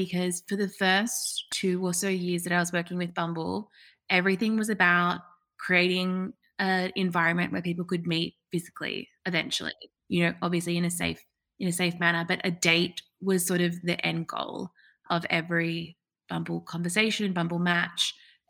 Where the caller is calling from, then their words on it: Sydney, New South Wales, Australia; I'm streaming in from Sydney.